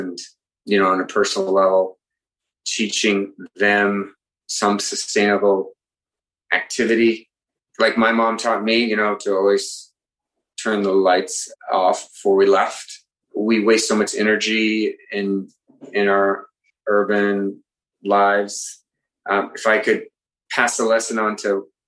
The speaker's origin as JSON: {"language": "English", "region": "rural West Virginia", "country": "United States", "tie": "born or raised there", "moved": "yes", "lives_now": "Manhattan, United States", "said": "I lived in rural West Virginia as a kid"}